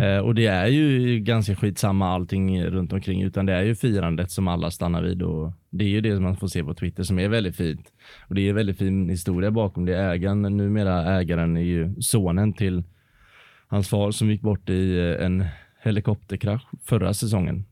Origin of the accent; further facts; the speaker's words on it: Varberg, Halland County, Sweden; now in Gothenburg, Sweden; hemma i Varberg